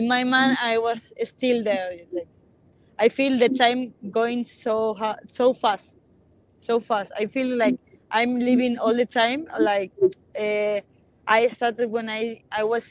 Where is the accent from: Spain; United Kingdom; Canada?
Spain; also born or lived in Chile; I grew up in Spain my whole life. Like, I come here like, with 4 years, but I never been in Chile